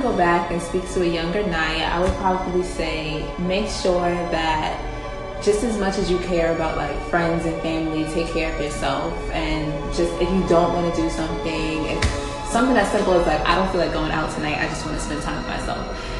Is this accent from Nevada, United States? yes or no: no; New York City, New York, United States; I'm from Brooklyn, and I'm 21 too.